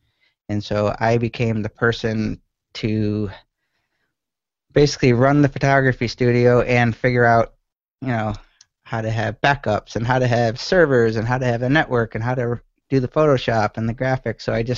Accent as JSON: {"language": "English", "town": "Syracuse", "region": "New York", "country": "United States", "tie": "born there", "also_born_or_lived": "Montana / Colorado", "lives_now": "Naples, United States", "said": "I was born in Syracuse, went to school at UMass Amherst, and then right after that I went out west."}